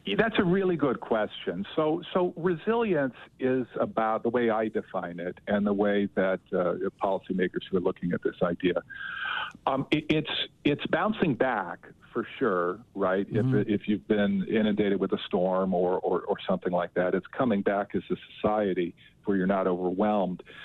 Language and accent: English; Las Vegas, Nevada, United States; now in New Orleans, United States; I grew up in Southern Nevada in Las Vegas, so I know Utah pretty well